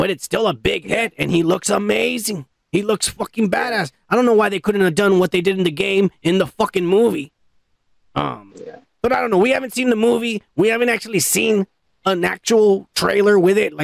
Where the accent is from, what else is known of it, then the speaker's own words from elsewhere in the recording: United States; I'm American, motherfucker. Born and bred right here